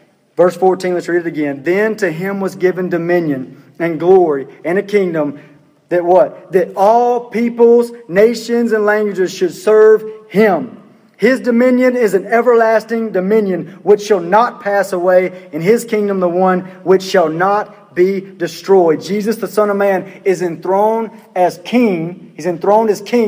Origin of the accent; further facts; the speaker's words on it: Pearl, Mississippi, United States; I'm from Pearl